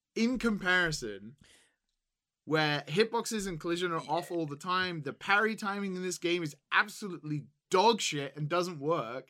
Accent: England, United Kingdom; as an English person

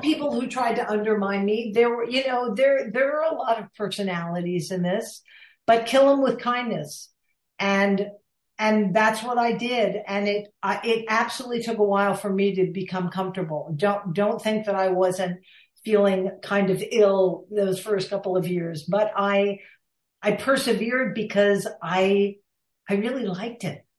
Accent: Villanova, Pennsylvania, United States; I grew up outside of Philadelphia in Villanova, Pennsylvania

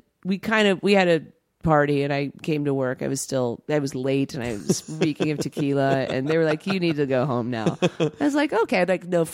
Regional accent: Tucson, Arizona, United States; also born or lived in San Jose, California; We moved there between 6th and 7th grade

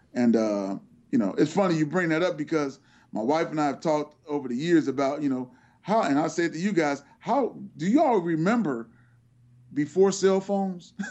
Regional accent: Cincinnati, Ohio, United States; the University of Cincinnati, which is my hometown

